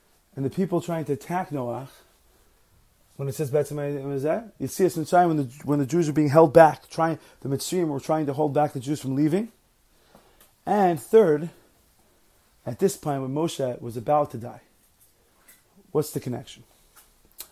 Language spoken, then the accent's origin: English; New York, United States; moved away as an adult; now in New Jersey, United States; I grew up in New York. I'm now living in New Jersey